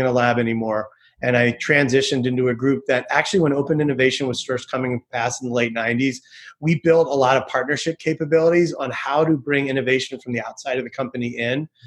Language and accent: English; Philadelphia, Pennsylvania, United States; I originally from Philadelphia